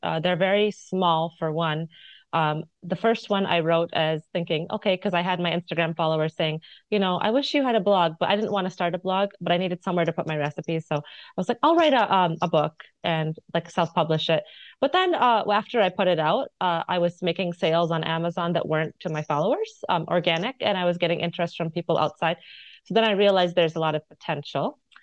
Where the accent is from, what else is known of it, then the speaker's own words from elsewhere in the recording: United States; moved away as an adult; also born or lived in India (mother's origin); now in Occitanie, France; as an American